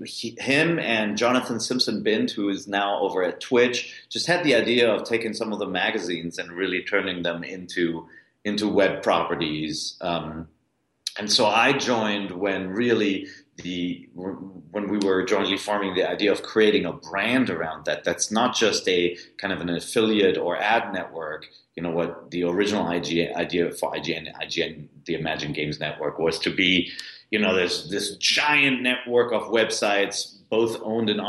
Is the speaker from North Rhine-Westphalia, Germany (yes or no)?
yes; Cologne, North Rhine-Westphalia, Germany; now in United States; I was born in Cologne, but you know, I've been living abroad in the United States for years. So Cologne is actually my birth town.